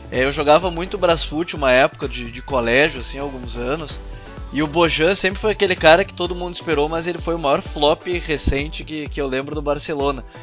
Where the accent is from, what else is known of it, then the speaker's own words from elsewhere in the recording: Pará, Brazil; eu sou paraense